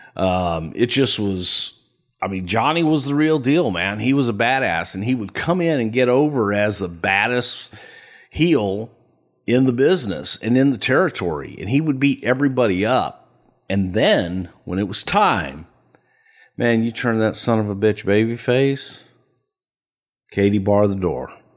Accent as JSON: {"language": "English", "town": "El Paso", "region": "Texas", "country": "United States", "tie": "born or raised there", "also_born_or_lived": "Houston, Texas", "said": "I grew up in El Paso"}